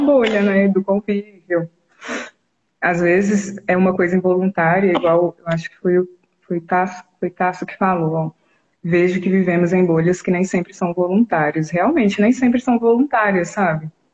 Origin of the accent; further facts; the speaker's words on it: Brazil; eu nasci aqui no Brasil